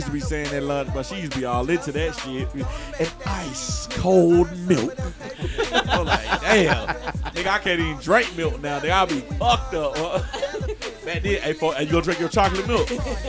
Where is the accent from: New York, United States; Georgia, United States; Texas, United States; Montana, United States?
Georgia, United States; Atlanta; born or raised there